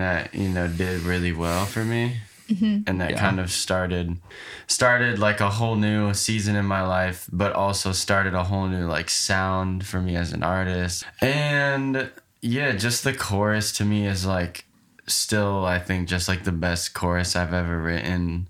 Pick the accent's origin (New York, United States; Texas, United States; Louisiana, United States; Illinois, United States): Illinois, United States; Chicago; moved away; where I grew up in Chicago